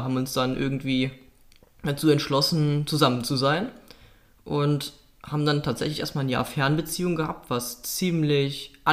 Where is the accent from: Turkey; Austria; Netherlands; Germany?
Germany; North Rhine-Westphalia; denn ich komme aus Nordrhein-Westfalen, genauer gesagt aus dem Oberbergischen Kreis